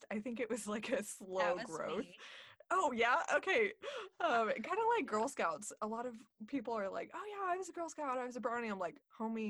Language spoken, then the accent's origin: English; Corpus Christi, Texas, United States; also born or lived in Houston, Texas / Dallas, Texas / College Station, Texas; now in Austin, United States; I grew up in Corpus Christi, Texas, which is on the Gulf Coast